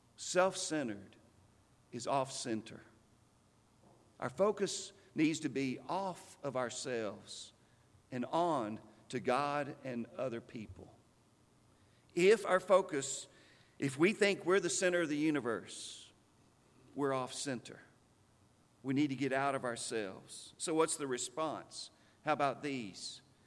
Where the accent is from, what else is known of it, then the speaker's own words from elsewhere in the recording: Stanton, Texas, United States; When I was a boy growing up in Stanton, Texas, we lived in the preacher's house